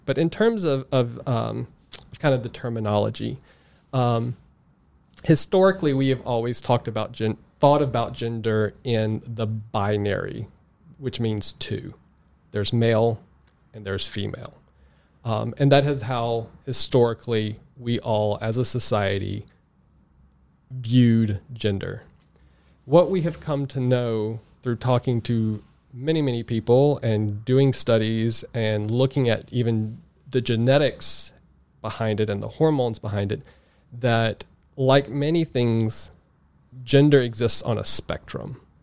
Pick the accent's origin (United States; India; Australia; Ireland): United States; South Mississippi; I grew up in South Mississippi, uh, halfway between Biloxi, Mississippi, and New Orleans, Louisiana, uh, in a very rural area